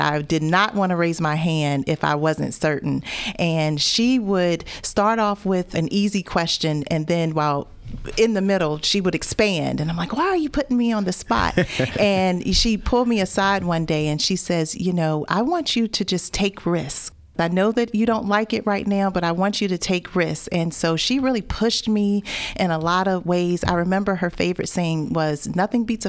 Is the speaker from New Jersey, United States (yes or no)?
no; Newport News, Virginia, United States; I went to school at Warwick High School in Newport News. I'm from the Tidewater area.